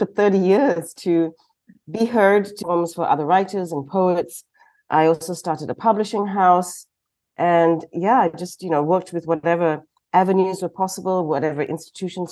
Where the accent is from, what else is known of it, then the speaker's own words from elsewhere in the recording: George Town, Penang, Malaysia; moved away as an adult; now in Stockholm, Sweden; I was born in Georgetown, Prince of Wales Island, which is now Penang, and the island of Penang, in the late 60s